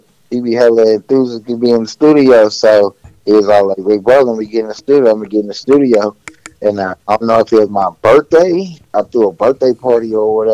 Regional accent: Oakland, California, United States; now in Las Vegas, United States; Oakland raised me, you feel me, real Bay Boy out here

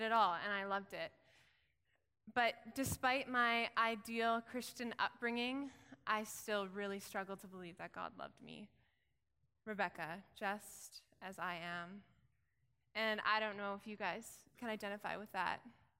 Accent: Williams Lake, British Columbia, Canada; raised in Williams Lake, BC

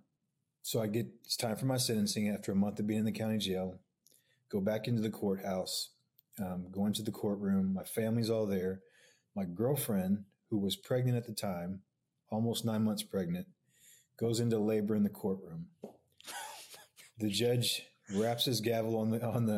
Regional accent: Oklahoma City, Oklahoma, United States; I grew up here in Oklahoma City, Northwest OKC

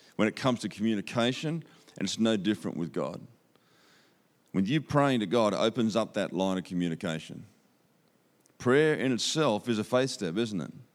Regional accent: Australia; accent: Aussie; You can understand my Aussie accent.

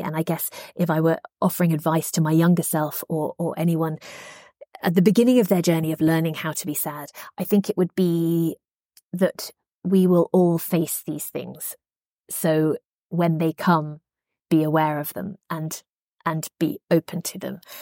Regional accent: United Kingdom; I grew up in Margaret Thatcher's Britain

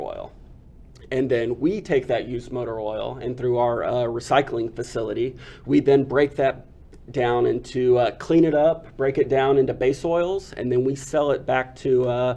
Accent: Freer, Texas, United States; So my hometown is Freer, Texas

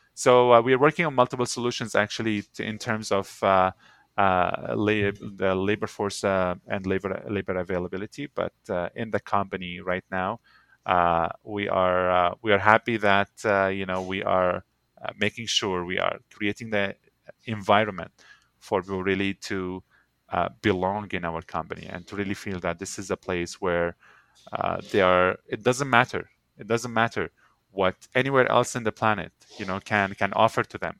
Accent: Syria; now in Canada; Syria would always be my home by birth, uh, but Canada is my home by choice

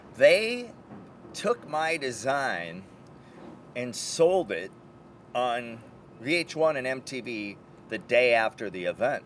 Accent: Minneapolis, Minnesota, United States; now in Los Angeles, United States; Minneapolis, my hometown

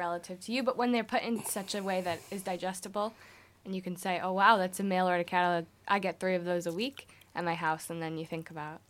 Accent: Grand Rapids, Michigan, United States; I'm actually from West Michigan, from Grand Rapids area, but we spent a lot of time on the coast.

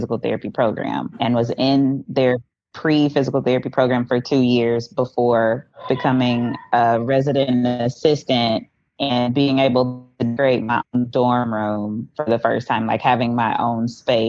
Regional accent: West Memphis, Arkansas, United States; moved away as an adult; also born or lived in Conway, Arkansas / Fort Smith, Arkansas; I was born and raised in West Memphis, Arkansas, so not very far from where I live now

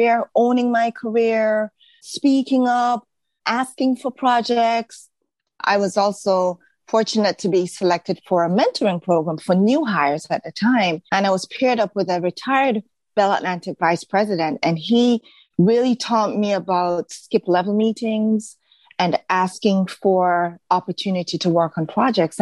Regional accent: Jamaica; moved away as an adult; also born or lived in Baltimore, United States; now in United States; I came from Jamaica, right? A country where everybody looked like me, sounded like me

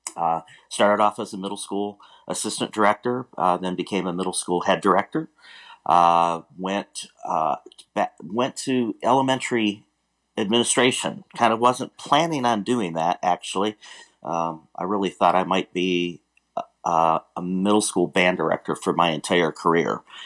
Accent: Warren, Michigan, United States; moved away as an adult; now in Houston, United States; I grew up in Warren, Michigan

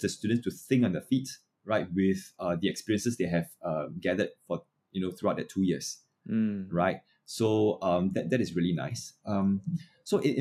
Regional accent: Singapore; So I was from Chongshan Primary School. I think if you have lived long enough in the Ang Mo Kio area, you know, that's where I started my music.

